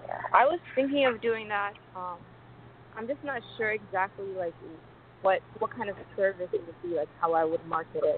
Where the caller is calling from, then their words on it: Columbus, Ohio, United States; I'm calling from Columbus, Ohio.